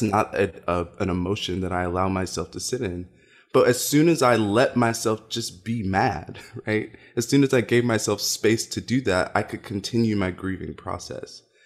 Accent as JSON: {"language": "English", "town": "Louisville", "region": "Kentucky", "country": "United States", "tie": "born or raised there", "said": "I grew up in Louisville, Kentucky"}